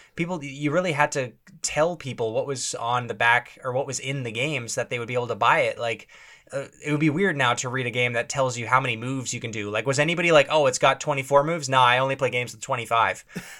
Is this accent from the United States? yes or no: no; Canada; being a Canadian kid